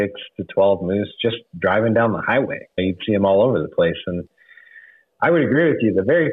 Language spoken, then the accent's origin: English; Wyoming, United States; growing up in Wyoming, we used to have a really robust moose population too. I used to be able to go up around the greater Yellowstone area where we live